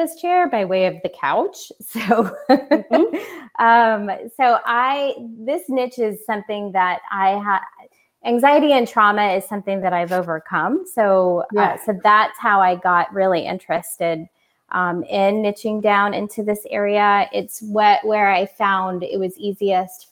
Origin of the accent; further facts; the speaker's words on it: Orlando, Florida, United States; moved away as an adult; also born or lived in California; I moved from California to Orlando, back to my home